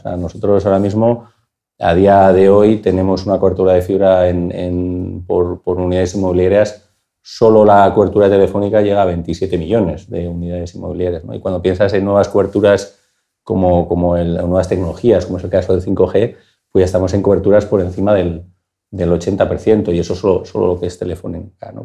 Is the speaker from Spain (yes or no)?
yes; Bilbao, Basque Country, Spain; yo soy de Bilbao